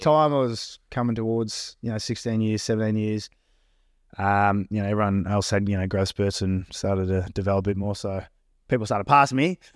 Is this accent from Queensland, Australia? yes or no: no; Myrtleford, Victoria, Australia; now in Melbourne, Australia; grew up in a small country town called Myrtleford, Northeast Victoria